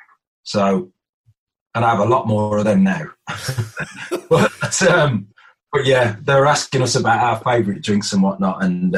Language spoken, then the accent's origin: English; Birmingham, West Midlands, United Kingdom; Sometimes I used to knock about with the lads that I grew up with in Birmingham as well